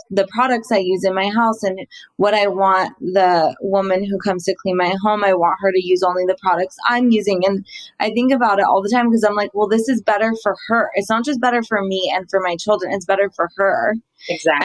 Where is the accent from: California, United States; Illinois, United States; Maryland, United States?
California, United States; Laguna Beach; I grew up in Laguna